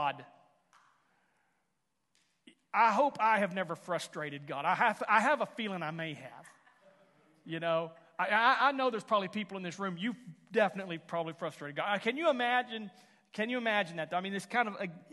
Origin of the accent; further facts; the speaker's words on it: Houston, Texas, United States; now in Henrietta, United States; I was raised in Houston